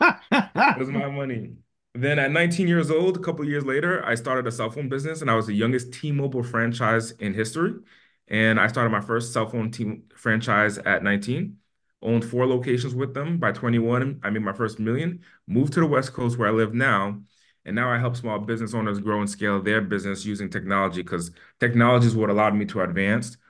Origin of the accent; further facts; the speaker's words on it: Haiti; now in Las Vegas, United States; I'm from Haiti, and my family's from Haiti